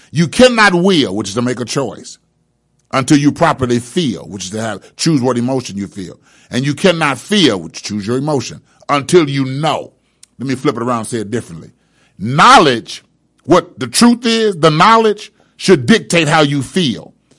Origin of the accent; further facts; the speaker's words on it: Indianapolis, Indiana, United States; I grew up in Brightwood and chose to not let Brightwood continue to control me